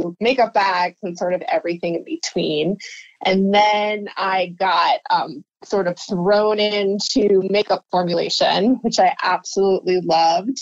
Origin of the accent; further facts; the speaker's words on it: New Jersey, United States; moved away as an adult; now in San Francisco, United States; I grew up in New Jersey and I came out to San Francisco about 16 years ago to get my master's